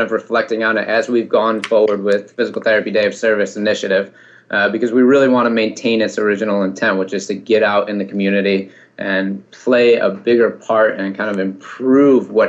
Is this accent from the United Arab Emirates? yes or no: no; Ann Arbor, Michigan, United States; moved away as an adult; now in Washington, D.C., United States; I was born and raised in Ann Arbor, Michigan